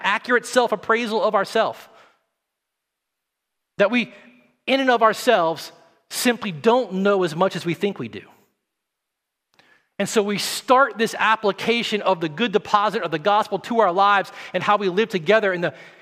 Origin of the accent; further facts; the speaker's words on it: the South, Tennessee, United States; moved away; I come from the South